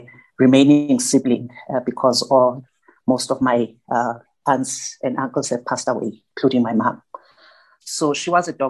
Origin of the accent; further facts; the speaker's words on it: Durban, KwaZulu-Natal, South Africa; I grew up in Claremont, which is one of the townships around Durban